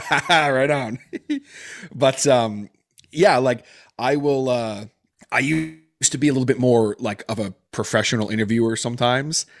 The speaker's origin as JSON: {"language": "English", "country": "Canada", "said": "being Canadian"}